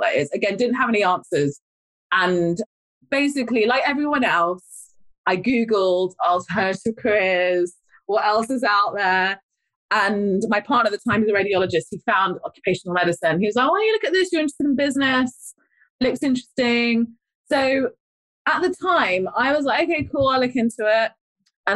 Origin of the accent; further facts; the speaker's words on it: London, United Kingdom; moved away; also born or lived in Blackburn; I'm a London girl, by the way. I don't need to tell my accent.